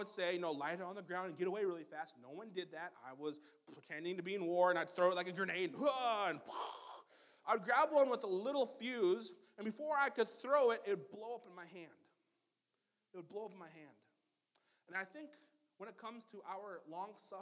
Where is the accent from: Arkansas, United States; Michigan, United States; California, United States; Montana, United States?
Montana, United States; also born or lived in Black Hills, South Dakota; I grew up in the Black Hills just for a little bit, and the rest of my time in Montana